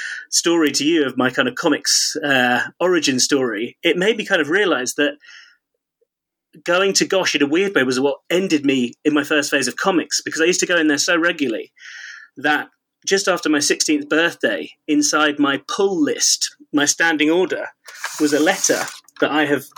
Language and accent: English; Kingston upon Thames, London, United Kingdom; I grew up in Kingston-upon-Thames